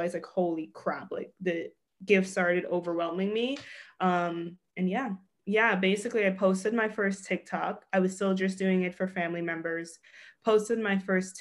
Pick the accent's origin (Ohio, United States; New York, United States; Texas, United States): New York, United States; New York City; moved away as an adult; also born or lived in Los Angeles; I'm from Brooklyn, New York.